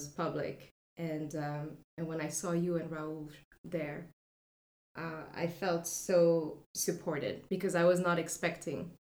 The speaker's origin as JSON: {"language": "English", "town": "Paris", "region": "Île-de-France", "country": "France", "tie": "born or raised there", "moved": "as an adult", "lives_now": "San Francisco, United States", "said": "I was born and raised in Paris, France"}